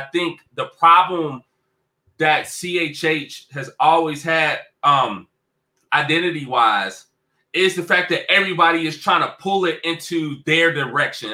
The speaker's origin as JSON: {"language": "English", "town": "Cincinnati", "region": "Ohio", "country": "United States", "tie": "born or raised there", "said": "my hometown, Cincinnati, Ohio"}